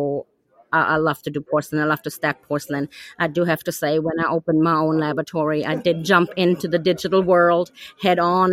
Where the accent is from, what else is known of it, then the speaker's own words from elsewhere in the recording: Germany; moved away as an adult; now in Tyler, United States; I'm originally from Germany